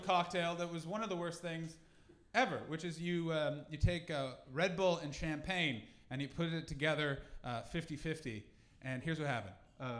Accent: Canada; Listen, I'm from Canada, where we drink responsibly because we've been told it's not running out.

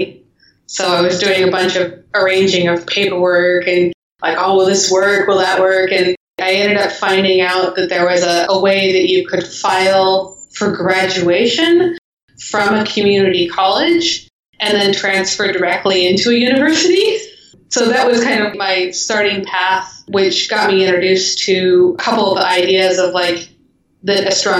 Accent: Eagle Creek, Oregon, United States; I was a kid growing up in Oregon

